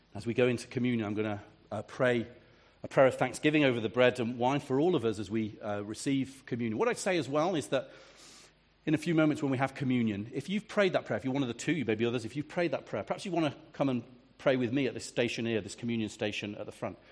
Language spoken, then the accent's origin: English; England, United Kingdom; I'm a pastor from England